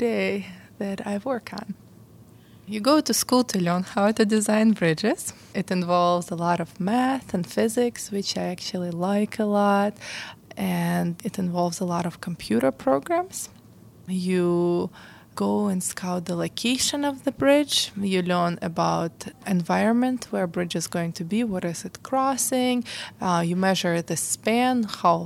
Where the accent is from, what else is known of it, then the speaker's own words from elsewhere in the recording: Kherson, Kherson Oblast, Ukraine; moved away as an adult; also born or lived in Chicago, United States; now in Pittsburgh, United States; I was born in Kherson. It's a small town in Ukraine. It used to be Soviet Union when I was born, and I was born on April 4th, 1983. The town I grew up is pretty small